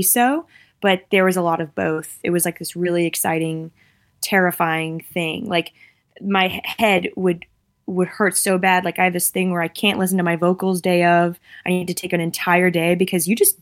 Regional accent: United States; moved away; also born or lived in Massachusetts / New York; I'm from Massachusetts and New York

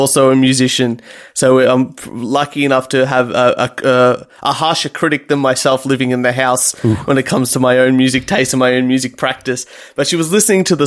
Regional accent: Reservoir, Victoria, Australia; my hometown of Reservoir here

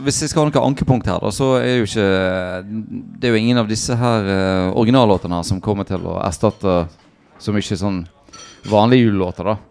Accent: United States; now in Norway; Jeg vokste opp i USA

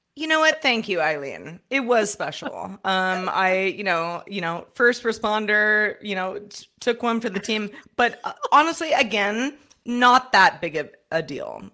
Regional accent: San Francisco, California, United States; I'm from San Francisco

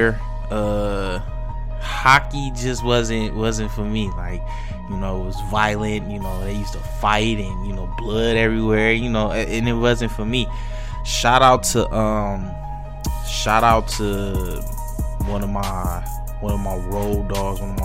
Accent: Detroit, Michigan, United States; my hometown team

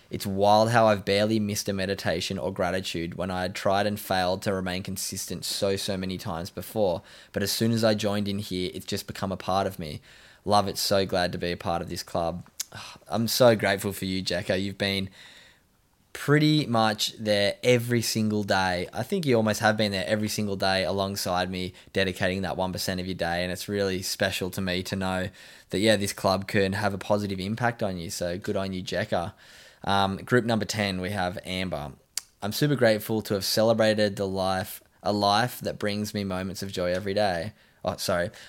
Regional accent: Scotland, United Kingdom; I'm originally from Scotland

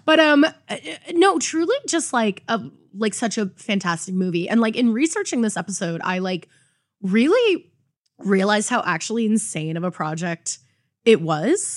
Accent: Toronto, Ontario, Canada; I'm such a hardened Toronto girl

